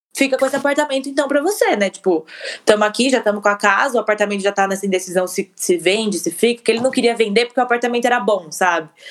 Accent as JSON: {"language": "Portuguese", "town": "Guarulhos", "region": "São Paulo", "country": "Brazil", "also_born_or_lived": "Atibaia", "said": "a gente é de Guarulhos, a gente mudou para Atibaia, ficou um ano e pouco em Atibaia, depois a gente voltou para Guarulhos"}